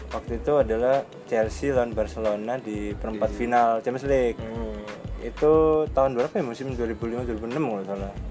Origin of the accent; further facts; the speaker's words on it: Surabaya, East Java, Indonesia; Jadi kita ini orang Surabaya.